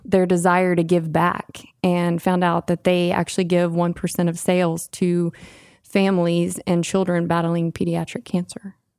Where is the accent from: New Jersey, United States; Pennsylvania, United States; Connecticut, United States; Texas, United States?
Texas, United States; Austin; I'm from Austin